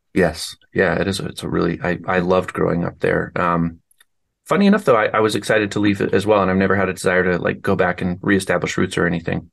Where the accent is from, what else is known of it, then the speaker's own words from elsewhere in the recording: Denver, Colorado, United States; moved away; I grew up in Denver, so I'm kind of more of a city person by nature.